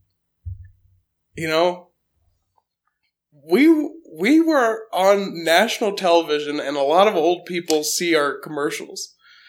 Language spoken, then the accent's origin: English; Colorado, United States; moved away; my hometown in Colorado